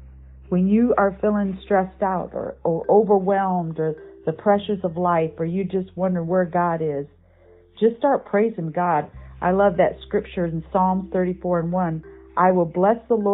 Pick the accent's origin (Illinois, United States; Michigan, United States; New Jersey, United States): Michigan, United States; When I was a kid growing up in Michigan